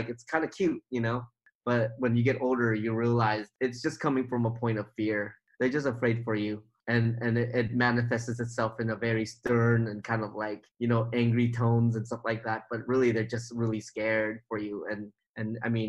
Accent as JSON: {"language": "English", "area": "about an hour from Oakland", "region": "California", "country": "United States", "tie": "born or raised there", "lives_now": "Oakland, United States", "said": "all my life, I've lived in this place. I knew everybody, and everybody knew me"}